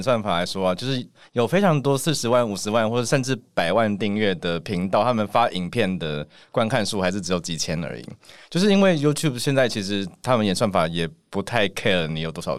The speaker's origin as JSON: {"language": "Chinese", "region": "Taipei", "country": "Taiwan", "said": "我是台北人"}